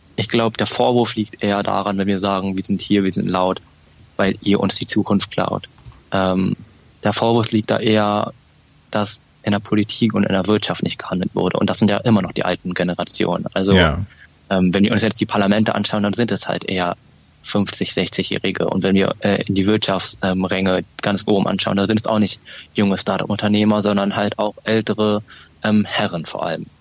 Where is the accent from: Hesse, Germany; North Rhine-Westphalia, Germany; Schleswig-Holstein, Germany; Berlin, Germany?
Berlin, Germany; als Berliner ist es natürlich auch ein Standortvorteil, hier in Berlin zu wohnen